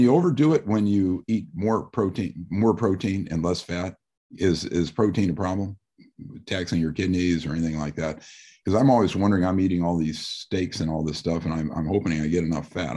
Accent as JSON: {"language": "English", "region": "Midwest", "country": "United States", "said": "I'm from the Midwest also"}